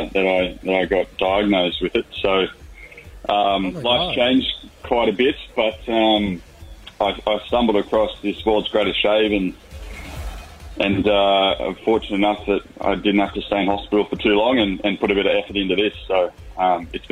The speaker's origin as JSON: {"language": "English", "town": "Newcastle", "region": "New South Wales", "country": "Australia", "moved": "yes", "lives_now": "Manly, Australia", "said": "So I'm from Newcastle."}